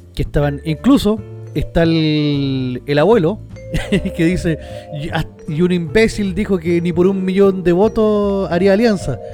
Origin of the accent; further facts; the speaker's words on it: Chile; nosotros los chilenos